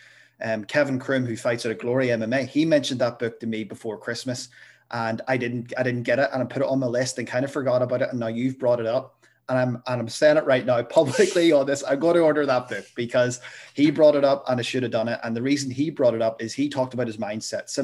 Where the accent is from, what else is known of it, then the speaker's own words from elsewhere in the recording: Belfast, Northern Ireland, United Kingdom; moved away; I'm originally from Belfast